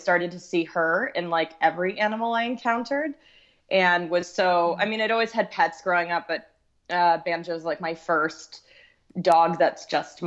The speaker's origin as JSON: {"language": "English", "region": "Texas", "country": "United States", "tie": "born or raised there", "said": "I grew up in Texas"}